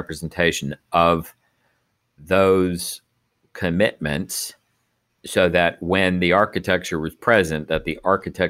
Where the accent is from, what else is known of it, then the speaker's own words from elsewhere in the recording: Texas, United States; moved away; I grew up back in Texas